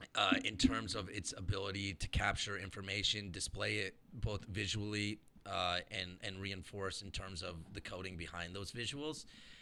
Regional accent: Indiana, United States; now in Los Angeles, United States; growing up in Indiana

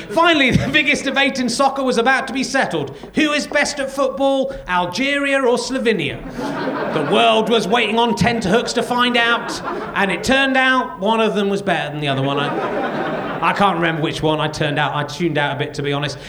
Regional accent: England, United Kingdom

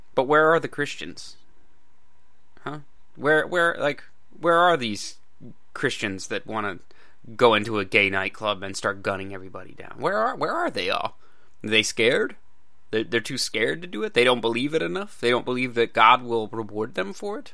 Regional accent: United States; I'm an American

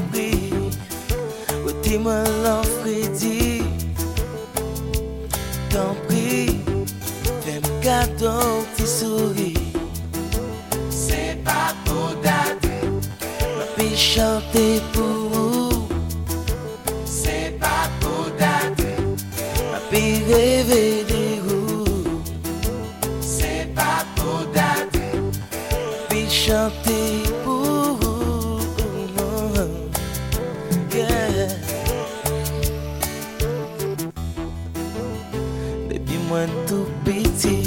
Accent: Jamaica; now in South Florida, United States; I'm Jamaican

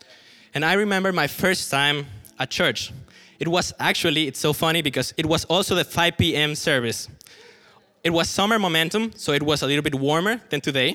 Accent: Mexico; moved away as an adult; now in Berlin, Germany; Now, I am Mexican. I was born and raised in Mexico.

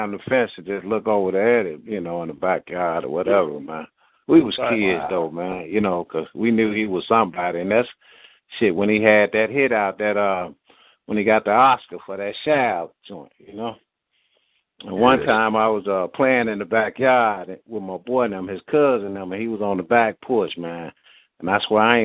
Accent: Memphis, Tennessee, United States; I grew up in South Memphis

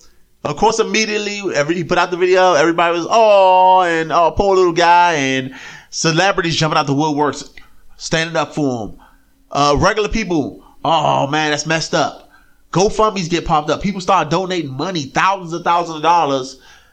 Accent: Tennessee, United States; lived down in Tennessee.

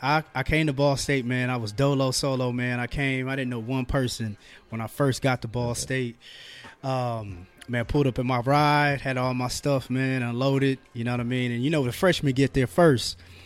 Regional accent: Fort Wayne, Indiana, United States; I was like, I'm from Fort Wayne.

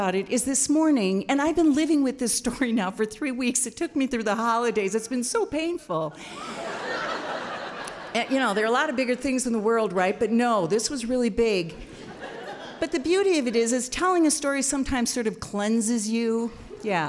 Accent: Wisconsin, United States; here I am from Wisconsin

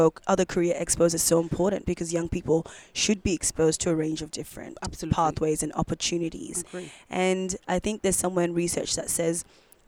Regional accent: Brisbane, Queensland, Australia; now in Melbourne, Australia; I'm not a Melbourne local. I'm originally from Brisbane.

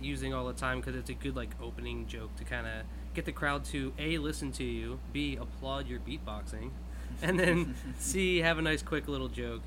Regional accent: Philadelphia, Pennsylvania, United States; now in Maui, United States; I'm originally from Philadelphia. 215.

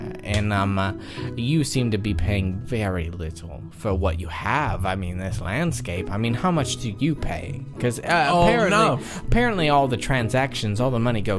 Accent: New York, United States; I was raised in New York, though.

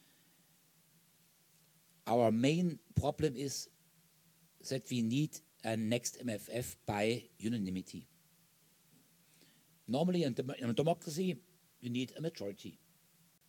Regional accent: Germany; My home country, Germany

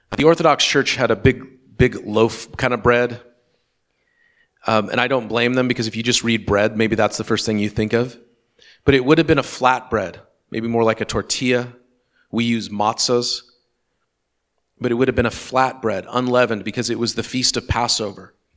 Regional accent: Western Washington, United States; my experience growing up in Western Washington

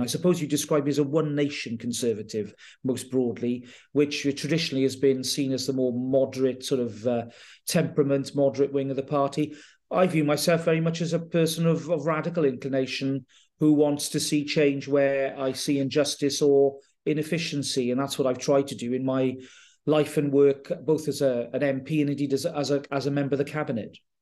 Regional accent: Carmarthenshire, Wales, United Kingdom; moved away; also born or lived in Llanelli / Durham / Swindon; I'm from Carmarthenshire, very much from Dulham Thomas, country

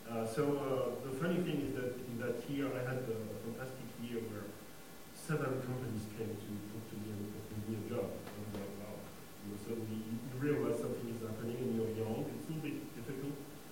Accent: Mali; When I was born in Africa, I spent my childhood in Africa. So from the very beginning, to me, all these questions of race, relations, background were mixed, because I remember I was born in Mali

